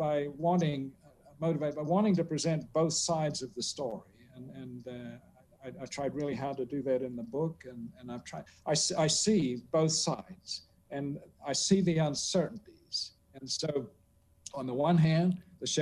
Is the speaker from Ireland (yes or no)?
no; South Australia, Australia; moved away; 50 miles from my hometown in South Australia